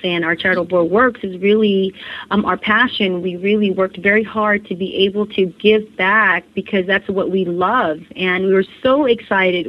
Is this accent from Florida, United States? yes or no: no; California, United States; I was born and raised in California